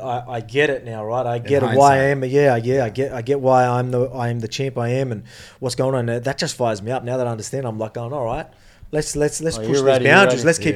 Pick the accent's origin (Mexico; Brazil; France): Brazil; moved away as an adult; I grew up in Brazil for like 19 years.